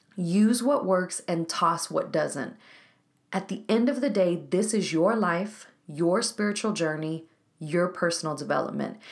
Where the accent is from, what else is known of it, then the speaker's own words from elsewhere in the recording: Waco, Texas, United States; Waco, Texas, my hometown